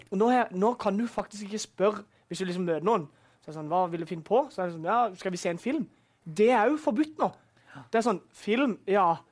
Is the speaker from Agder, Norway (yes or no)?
yes; Vennesla, Agder, Norway; born or raised there